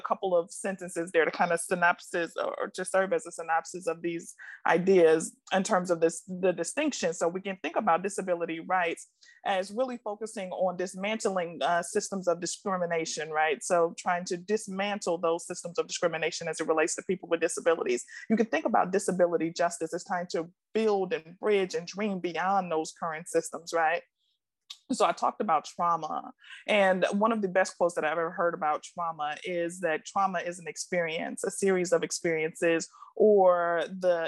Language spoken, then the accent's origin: English; Milwaukee, Wisconsin, United States; now in Washington, D.C., United States; I was born and raised in Milwaukee, Wisconsin, so I am a Midwest girl at heart